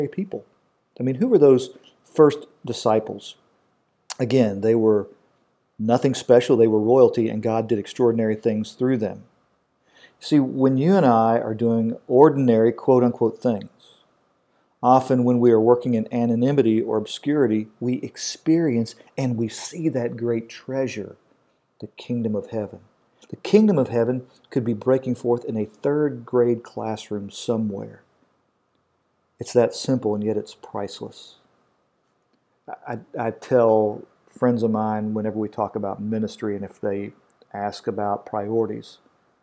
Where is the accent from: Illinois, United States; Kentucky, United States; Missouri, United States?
Kentucky, United States; I'm from Kentucky